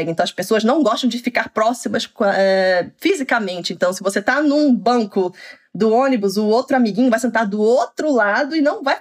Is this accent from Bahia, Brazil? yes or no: no; São Paulo, Brazil; now in Oslo, Norway; assim que eu me mudei, que eu vim de São Paulo, que é uma cidade enorme, né?